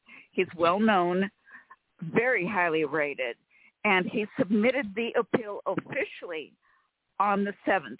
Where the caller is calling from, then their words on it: California, United States; from California.